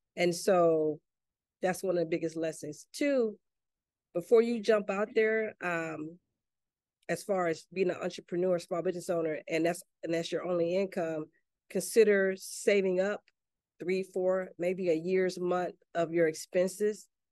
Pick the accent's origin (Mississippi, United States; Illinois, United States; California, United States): Mississippi, United States; Enterprise; moved away; also born or lived in Gaithersburg, Maryland / McLean, Virginia; I'm originally from Mississippi, a little town called Enterprise